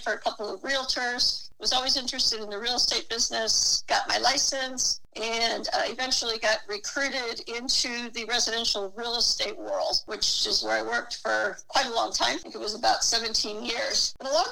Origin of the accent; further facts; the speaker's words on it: San Jose, California, United States; also born or lived in San Francisco; I was born in San Jose